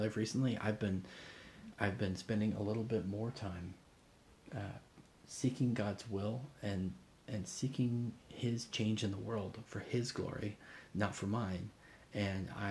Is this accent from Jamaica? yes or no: no; Indonesia; moved away; Growing up in Indonesia